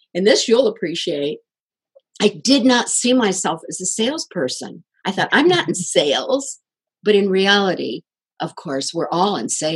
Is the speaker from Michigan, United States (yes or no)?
yes; Kalamazoo, Michigan, United States; my hometown, Kalamazoo, Michigan